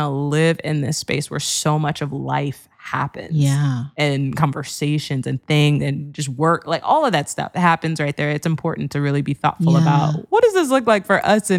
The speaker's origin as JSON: {"language": "English", "town": "Wheaton", "region": "Illinois", "country": "United States", "tie": "born or raised there", "also_born_or_lived": "Ohio / Cincinnati, Ohio", "moved": "as an adult", "said": "I grew up in Wheaton, Illinois"}